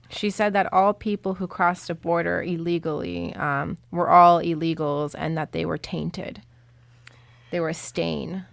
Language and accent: English; Suffolk County, Long Island, New York, United States; born or raised there; also born or lived in Colombia